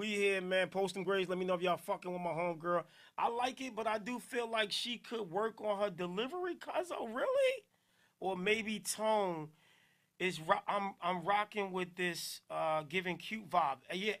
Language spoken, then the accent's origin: English; Newark, New Jersey, United States; accent: Jersey; I'm from Newark, Jersey. I love my Jersey accent. I'm proud of it.